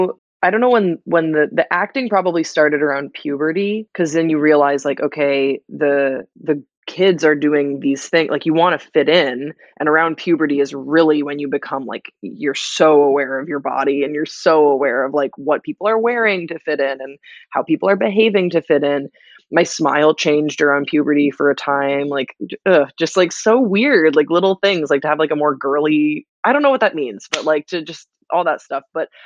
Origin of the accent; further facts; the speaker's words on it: Belgium; I grew up in Belgium also